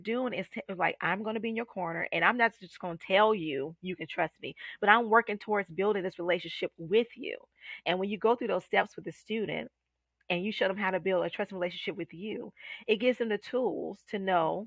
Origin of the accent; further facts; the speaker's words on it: Columbia, South Carolina, United States; now in Charlotte, United States; Columbia, South Carolina, my hometown.